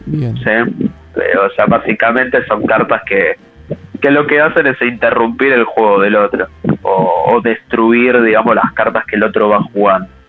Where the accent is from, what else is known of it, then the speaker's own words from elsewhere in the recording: Buenos Aires, Argentina; nosotros somos acá de Buenos Aires, eh, sobre todo de Capital Federal